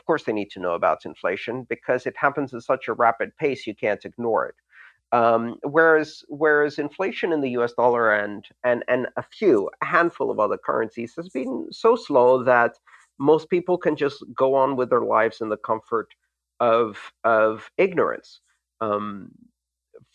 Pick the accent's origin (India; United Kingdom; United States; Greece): Greece; English is a second language; Like when I grew up in Greece, that we always discussed those things at the dinner table with our parents